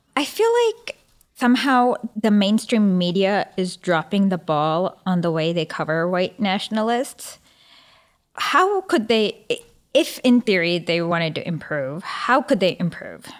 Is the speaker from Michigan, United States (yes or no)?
yes; Michigan, United States; I'm from Michigan